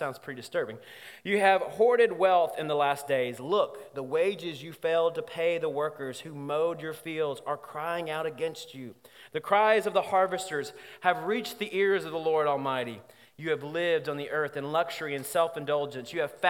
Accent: Alabama, United States; because, like I said, I'm from Alabama, we do things backwards sometimes.

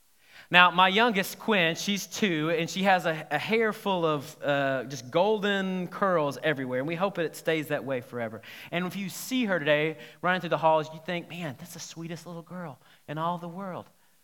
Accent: South Carolina, United States; I grew up in South Carolina my teen years, and I was asked to be in a commercial.

